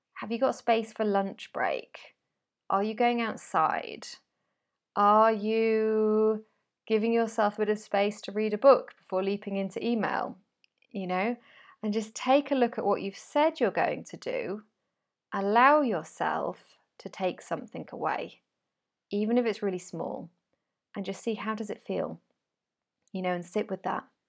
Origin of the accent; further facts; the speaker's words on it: United Kingdom; moved away as an adult; now in Spain; I'm British